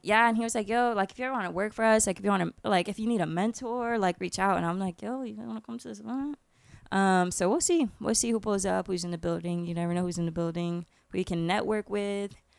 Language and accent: English; Orlando, Florida, United States; I'm Irish and Puerto Rican, and I grew up in Orlando